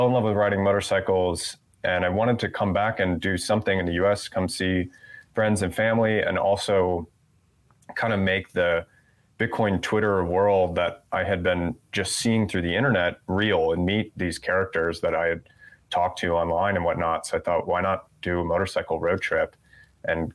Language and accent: English; outside Chicago, Illinois, United States; moved away as an adult; also born or lived in East Coast / Manhattan, New York / Thailand; I was born and raised outside Chicago